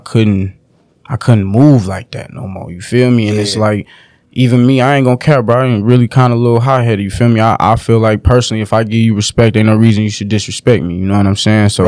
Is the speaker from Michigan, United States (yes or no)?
yes; Detroit, Michigan, United States; also born or lived in Clinton Township, Michigan; I'm from the West, because that's where I was born